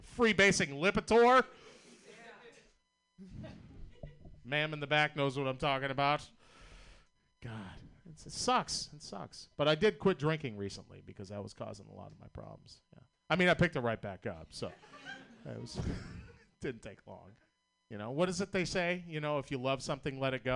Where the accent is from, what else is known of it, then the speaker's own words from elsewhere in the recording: Boston, Massachusetts, United States; accent: Boston; I'm from Boston, Massachusetts. You know how fucking hard it is to have a Boston accent in 2020 America